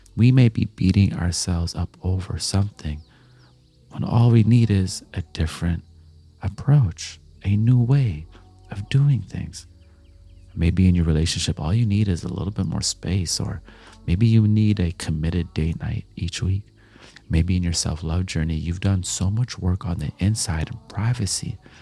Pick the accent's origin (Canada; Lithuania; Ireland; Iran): Canada; also born or lived in Jamaica; I'm Jamaican, I'm Canadian, I, I grew up on dancehall and reggae